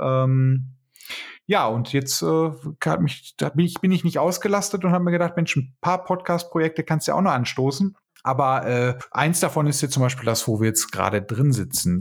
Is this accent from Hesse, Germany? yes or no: no; Bochum, North Rhine-Westphalia, Germany; Ja, ich komme übrigens aus Bochum. Ich bin hier tatsächlich geboren